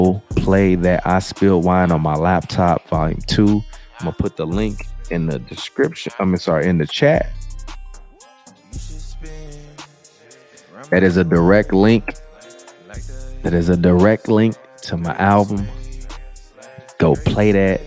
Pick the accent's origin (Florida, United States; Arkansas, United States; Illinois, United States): Illinois, United States; Chicago; I'm from Chicago